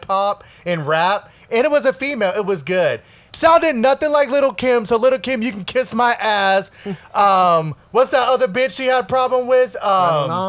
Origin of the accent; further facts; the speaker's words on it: Connecticut, United States; I grew up in Connecticut